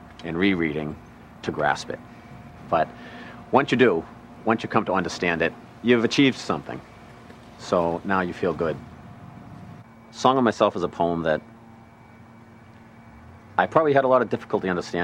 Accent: Braintree, Massachusetts, United States; I'm from Braintree, Massachusetts, 34 years old

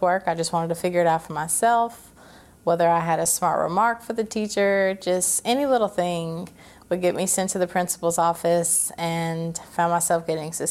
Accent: Clarksville, Tennessee, United States; also born or lived in Fort Campbell, Kentucky; I was raised there in Clarksville by my adopted parents

